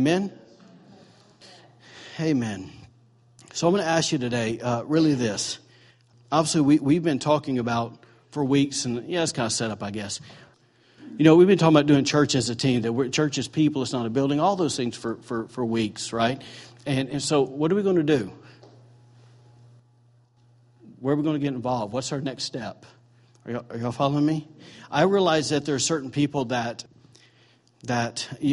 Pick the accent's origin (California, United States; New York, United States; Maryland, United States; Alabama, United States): Alabama, United States; now in Maine, United States; I'm from Bama